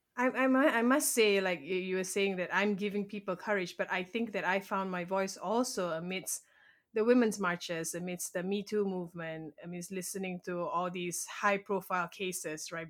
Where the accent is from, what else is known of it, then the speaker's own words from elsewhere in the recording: Malaysia; first language English; moved away as an adult; now in United States; I was born and raised in Malaysia, and I moved to America about eight years ago